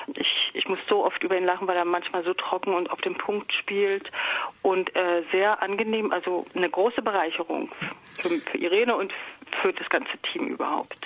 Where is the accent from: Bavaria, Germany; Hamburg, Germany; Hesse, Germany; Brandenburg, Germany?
Brandenburg, Germany; Potsdam; moved away; ich komme komm ja aus Potsdam